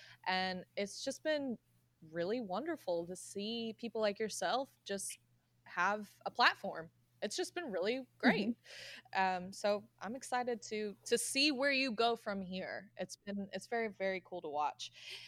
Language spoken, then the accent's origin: English; Florida, United States; moved away; also born or lived in Kingsport, Tennessee; So I'm from the South. I was born and raised in Florida